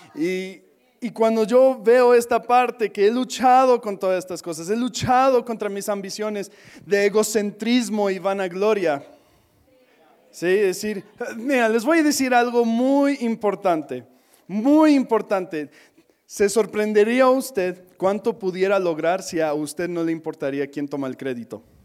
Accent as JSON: {"language": "Spanish", "country": "United States", "second_language": "Spanish", "moved": "yes", "said": "soy gringo"}